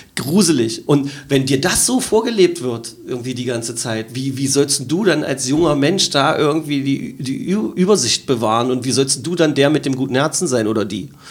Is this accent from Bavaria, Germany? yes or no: no; Magdeburg, Saxony-Anhalt, Germany; für meine Heimatstadt